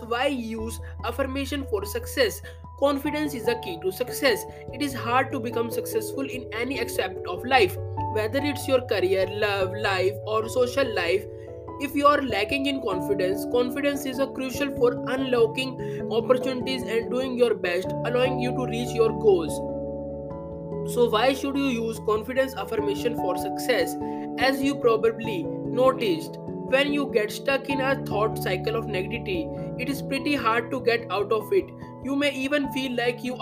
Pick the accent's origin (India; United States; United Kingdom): India; I am from India